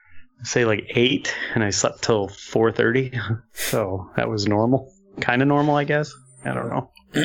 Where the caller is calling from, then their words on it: Australia; I'm calling from Australia.